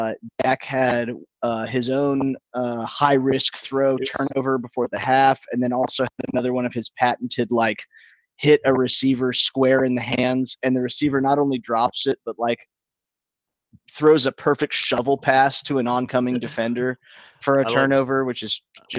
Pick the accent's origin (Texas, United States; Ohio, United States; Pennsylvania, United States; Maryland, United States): Pennsylvania, United States; Philadelphia; I am a racist, being that I am from Philadelphia.